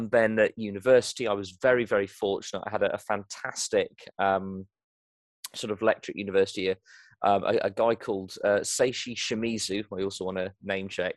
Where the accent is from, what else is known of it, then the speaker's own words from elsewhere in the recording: United Kingdom; accent: British; also born or lived in Nigeria; I was raised in Nigeria on a missionary compound, but I returned to the UK, as you can probably tell from my accent, I am British, returned to the United Kingdom, started school there